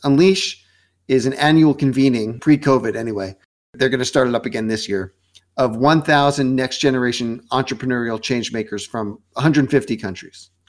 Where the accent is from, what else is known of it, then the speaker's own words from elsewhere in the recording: New York, United States; also born or lived in Westchester / New Jersey / Boston; I was born in New York